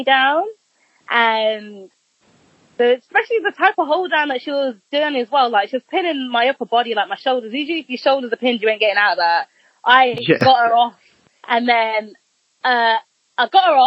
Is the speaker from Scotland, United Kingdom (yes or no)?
no; Birmingham, West Midlands, United Kingdom; I'm from Birmingham